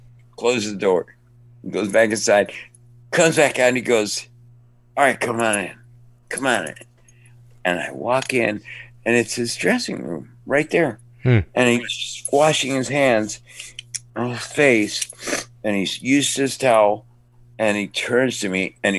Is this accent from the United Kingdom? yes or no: no; Cuba; now in Miami, United States; My story is about Hollywood. I mean, I came from Cuba to Miami, and from the University of Miami, I jumped to Hollywood.